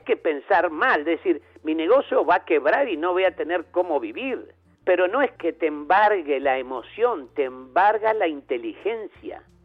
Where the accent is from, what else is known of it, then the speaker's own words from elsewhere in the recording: Uruguay; chicas uruguayas, hasta más, de mi pueblo